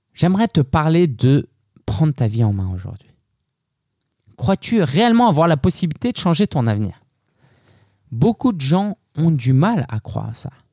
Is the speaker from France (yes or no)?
yes; France; je suis né en France